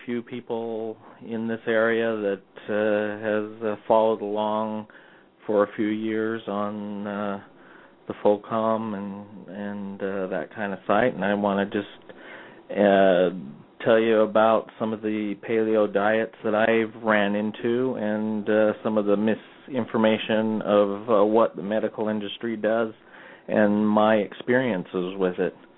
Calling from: Orem, Utah, United States; I'm calling from uh, Orem, Utah

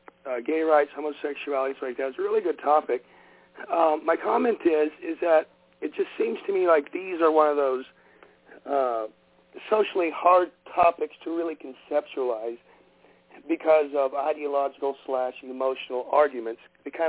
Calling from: Oklahoma, United States; … from Oklahoma.

